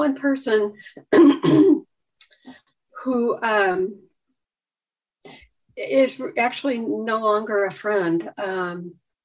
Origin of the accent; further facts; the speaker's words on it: Midwest, United States; I grew up in the Midwest